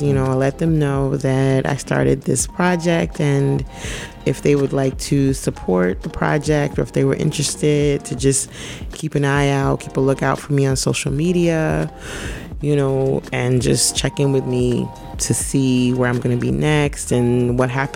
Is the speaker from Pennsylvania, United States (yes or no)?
no; Brooklyn, New York, United States; I'm from Brooklyn, the best borough, the best city in the world, on the planet. Born in Brooklyn, still live in Brooklyn now, live in Bedford-Stuyvesant.